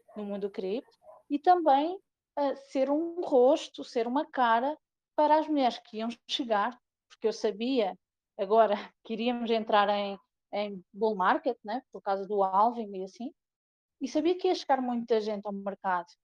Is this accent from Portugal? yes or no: yes; Portugal; moved away as an adult; also born or lived in Ceará, Brazil; eu sou da Terrinha, mas eu sou muito brasileira também, porque eu, uhum. em 2012, eu imigrei para o Brasil, tive quase cinco anos no Brasil